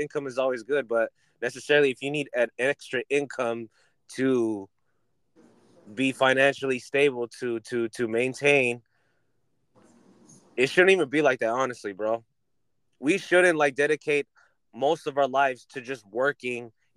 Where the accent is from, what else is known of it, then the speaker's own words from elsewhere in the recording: California, United States; I'm from Cali